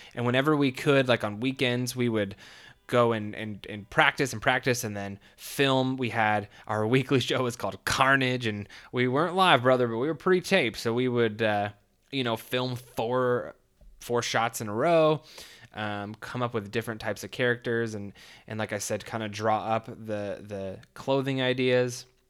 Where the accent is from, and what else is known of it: California, United States; born or raised there